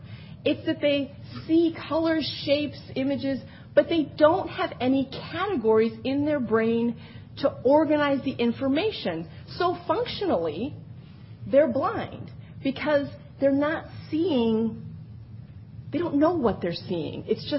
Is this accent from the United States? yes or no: yes; Wisconsin, United States; now in New York, United States; I'm a New Yorker now, not a Wisconsinite anymore.